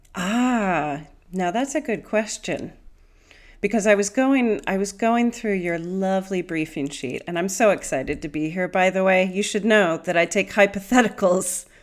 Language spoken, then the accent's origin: English; Pennsylvania, United States; moved away as an adult; now in United Kingdom; I grew up in Pennsylvania